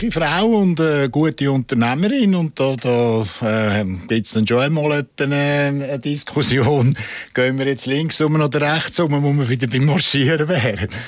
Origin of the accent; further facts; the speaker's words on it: Zurich, Switzerland; Aber mit den Bündner war es wirklich lässig auch als Zürcher.